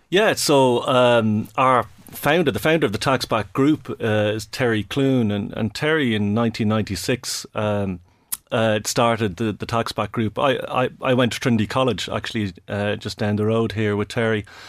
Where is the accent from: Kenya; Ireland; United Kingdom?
Ireland; Dublin, Leinster; I'm from Dublin.